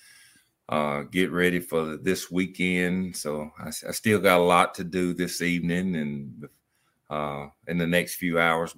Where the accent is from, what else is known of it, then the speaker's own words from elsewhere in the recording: United States; as a kid growing up in Lincoln County